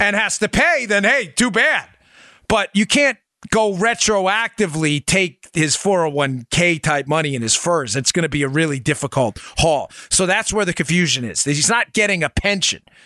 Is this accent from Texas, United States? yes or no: no; New York City, New York, United States; we grew up in New York City